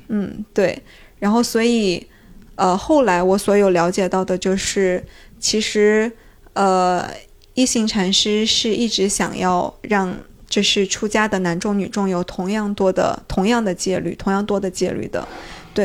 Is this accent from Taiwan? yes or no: no; China; 我是中国人